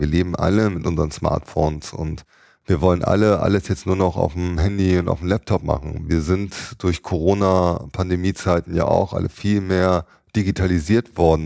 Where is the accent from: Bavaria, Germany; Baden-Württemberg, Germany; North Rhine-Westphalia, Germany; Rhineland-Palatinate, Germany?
North Rhine-Westphalia, Germany; Düsseldorf; meiner Heimatstadt, da wo mein Herzblut halt reinfließt, nämlich Düsseldorf